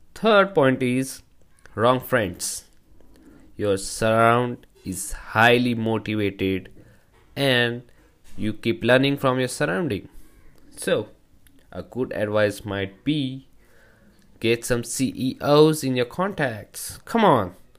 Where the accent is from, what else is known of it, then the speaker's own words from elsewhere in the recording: India; from India